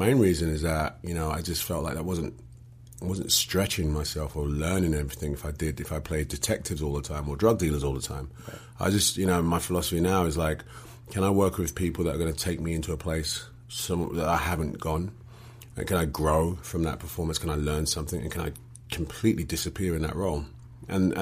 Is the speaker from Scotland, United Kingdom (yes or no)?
no; London, United Kingdom; accent: English; Born and raised in London.